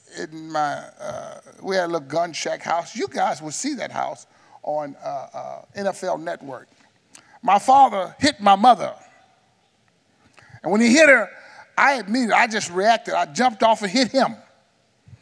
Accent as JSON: {"language": "English", "town": "Houston", "region": "Texas", "country": "United States", "tie": "born or raised there", "said": "I grew up in Houston, Texas, and had a mother and father, working class people"}